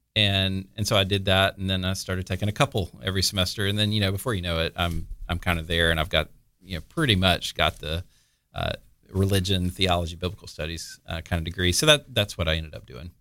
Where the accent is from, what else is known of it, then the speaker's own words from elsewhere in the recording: Mobile, Alabama, United States; moved away as an adult; also born or lived in California; now in Florida, United States; I lived a couple places, actually, in, in Alabama, um, and then graduated high school in Ala-, in Mobile, went to college, uh, in Mobile